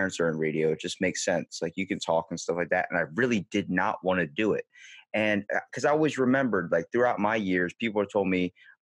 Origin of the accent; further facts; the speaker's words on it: Maryland, United States; I'm from Maryland, East Coast, close to Baltimore in the States